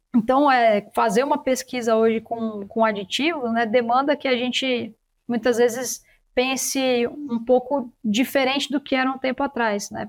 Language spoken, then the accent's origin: Portuguese; São Paulo, Brazil; eu sou de São Paulo capital